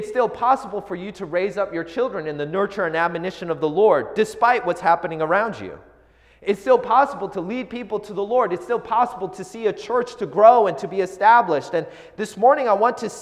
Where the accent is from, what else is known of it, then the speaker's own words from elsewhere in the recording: Seattle, Washington, United States; I grew up in the Seattle area